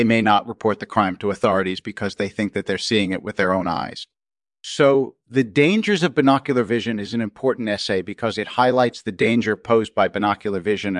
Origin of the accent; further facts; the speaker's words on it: Baltimore, Maryland, United States; I was born and raised in Baltimore, Maryland